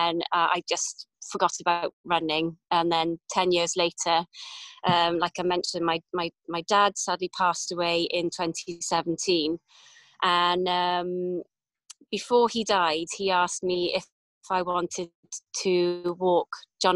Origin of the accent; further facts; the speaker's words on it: Cardiff, Wales, United Kingdom; also born or lived in Pontypridd / London / New Zealand; now in Llansadwrn, United Kingdom; I was born in Pontypridd, but grew up in on the outskirts of Cardiff in Rada, up to the age of 19.